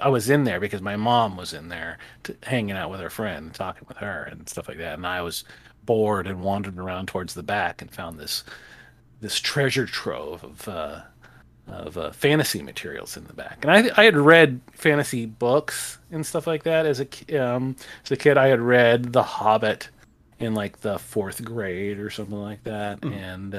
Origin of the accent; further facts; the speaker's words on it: Haleiwa, Hawaii, United States; Okay, I grew up on the North Shore of Hawaii, and which was a real a town called Haleiwa.